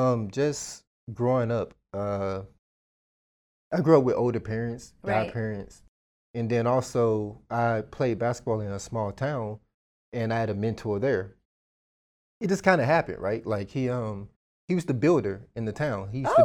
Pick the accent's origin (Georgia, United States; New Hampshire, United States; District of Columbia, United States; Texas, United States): Texas, United States; Dallas; I grew up in Dallas, but I grew up in a part of town where my godmother, she didn't want me out there.